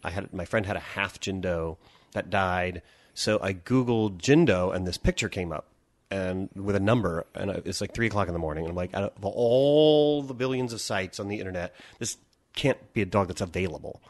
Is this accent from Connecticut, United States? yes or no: no; Pennsylvania, United States; moved away as an adult; now in Los Angeles, United States; our home in Pennsylvania